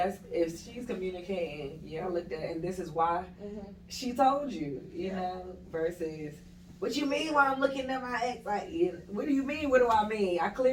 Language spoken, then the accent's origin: English; Maryland, United States